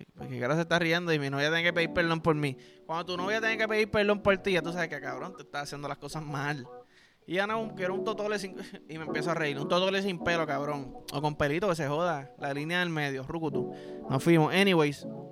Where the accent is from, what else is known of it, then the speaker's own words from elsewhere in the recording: Puerto Rico; yo soy boricua